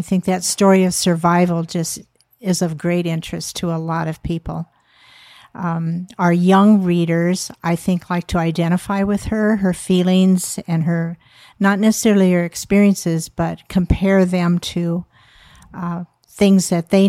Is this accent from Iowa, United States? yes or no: yes; Cedar Rapids, Iowa, United States; now in Burr Oak, United States; Yes. Yeah. Okay. I was from Cedar Rapids.